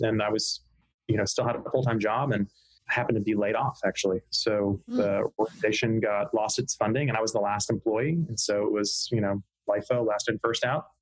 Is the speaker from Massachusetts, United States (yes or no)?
no; Hilton Head Island, South Carolina, United States; also born or lived in Pennsylvania; I was born in Pennsylvania, in central Pennsylvania, uh, but my family moved to Hilton Head Island, South Carolina in the early 80s when I was a couple years old. So um, that's where I say I'm from